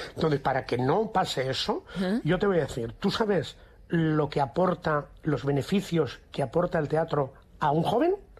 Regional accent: Barcelona, Catalonia, Spain; moved away as an adult; also born or lived in Madrid; me formé y me crié profesionalmente en Barcelona. Después hubo un antes y un después de decidir que a mí Barcelona, pues sé que me quedaba chico, entre comillas, ¿eh? entre comillas siempre, porque adoro mi tierra

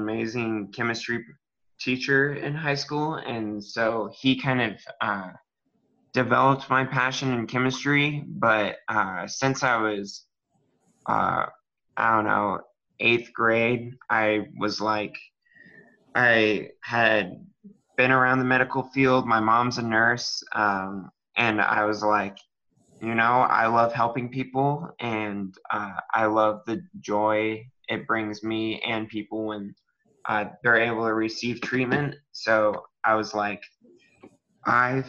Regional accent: Castle Rock, Colorado, United States; moved away as an adult; now in Waco, United States; I am from Castle Rock, Colorado

